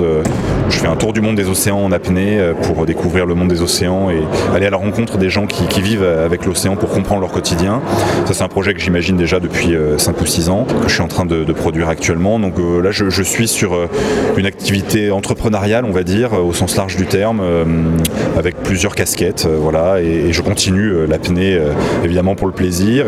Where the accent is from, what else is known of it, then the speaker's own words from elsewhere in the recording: Paris, Île-de-France, France; now in Nice, France; Enfin, je viens de Nice. J'ai grandi à Paris, mais j'habite à Nice depuis plusieurs années